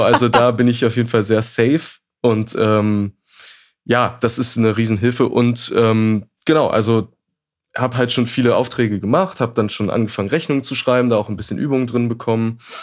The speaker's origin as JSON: {"language": "German", "town": "Braunschweig", "region": "Lower Saxony", "country": "Germany", "also_born_or_lived": "Hannover", "said": "ich komme ursprünglich aus Braunschweig"}